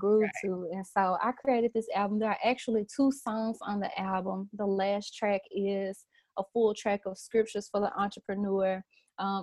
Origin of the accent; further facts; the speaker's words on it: Memphis, Tennessee, United States; Born and raised in Memphis, grew up in church all my life